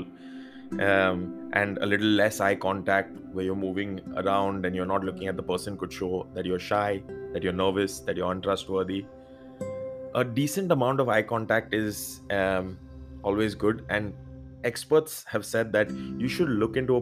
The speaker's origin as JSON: {"language": "English", "country": "India", "said": "I being Indian"}